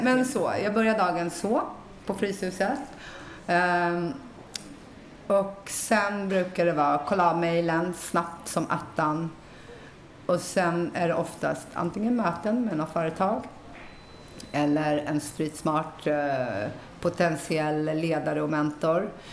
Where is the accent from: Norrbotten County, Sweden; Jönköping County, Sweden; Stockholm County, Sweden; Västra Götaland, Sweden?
Stockholm County, Sweden; Stockholm; Jag är uppväxt i Rinkeby